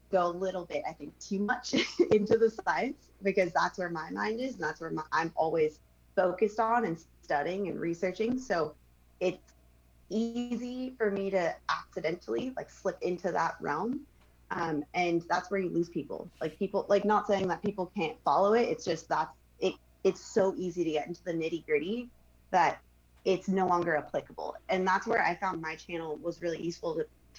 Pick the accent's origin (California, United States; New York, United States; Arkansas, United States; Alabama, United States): California, United States; Manhattan Beach; growing up in Manhattan Beach